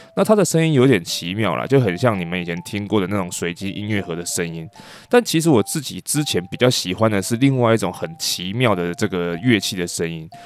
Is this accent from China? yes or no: no; Taiwan; 我这个来自于台湾的一个帮了大忙的领队